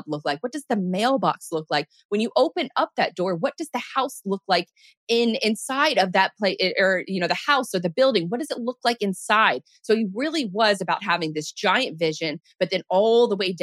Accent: Jacksonville, Florida, United States; I'm born and raised in Jacksonville

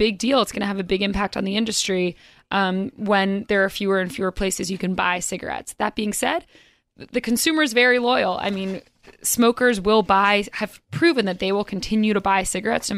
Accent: North Carolina, United States; now in New York, United States; I'm from North Carolina originally

